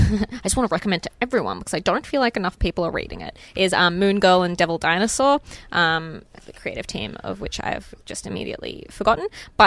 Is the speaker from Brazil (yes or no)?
no; Canada; I'm also another one that, as a Canadian, you should probably check out the books of Faith Erin Hicks.